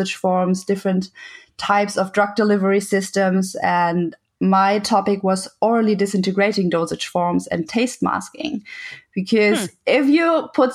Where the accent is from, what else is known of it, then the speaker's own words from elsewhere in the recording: Germany; English is a second language; moved away as an adult; I am German